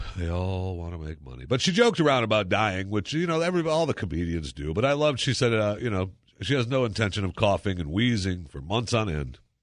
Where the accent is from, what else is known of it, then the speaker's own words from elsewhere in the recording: Dallas, Texas, United States; the Dallas Cowboys, my hometown